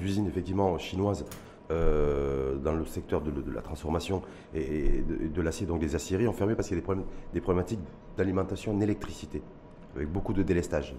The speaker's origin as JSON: {"language": "French", "country": "Morocco", "said": "chez nous, au Maroc"}